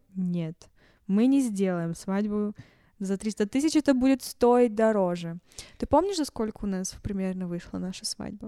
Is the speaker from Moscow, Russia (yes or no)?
no; Yekaterinburg, Sverdlovsk Oblast, Russia; мы из Екатеринбурга